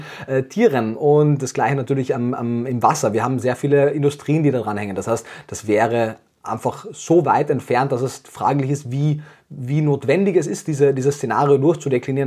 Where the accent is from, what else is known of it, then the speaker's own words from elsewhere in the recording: Austria; moved away as an adult; now in Germany; Wie man ab dem ersten Satz wahrscheinlich hört, komme ich ursprünglich aus Österreich, äh, lebe jetzt aber schon sieben Jahre in Deutschland